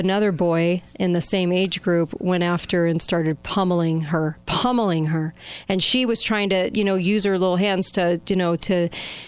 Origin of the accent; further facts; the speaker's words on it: Orange County, California, United States; my hometown in California, in Orange County.